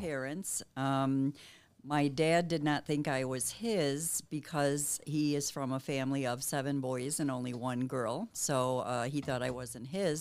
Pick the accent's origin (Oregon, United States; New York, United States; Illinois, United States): Illinois, United States; Chicago; moved away as an adult; now in Southern Illinois, United States; I'm originally from Chicago